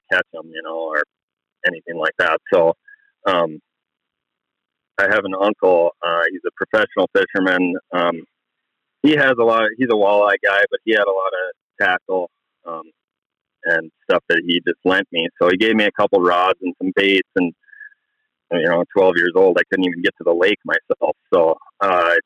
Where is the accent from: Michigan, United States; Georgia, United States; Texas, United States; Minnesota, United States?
Minnesota, United States; Grand Rapids; now in Chisholm, United States; I'm from Grand Rapids, Minnesota, up in the north central part of the state. I grew up there originally, actually, and I live in Chisholm now